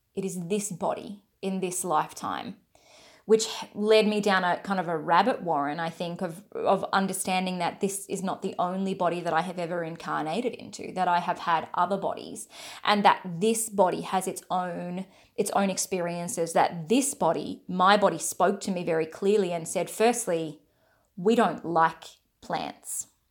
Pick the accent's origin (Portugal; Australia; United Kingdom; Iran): Australia; I'm from Australia